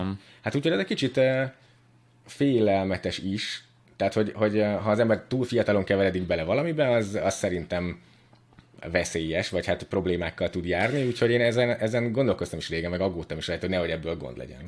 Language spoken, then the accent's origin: Hungarian; Budapest, Hungary; szóval ugye budapesti vagyok, meg úgy nagyon izé be voltam ide szűkülve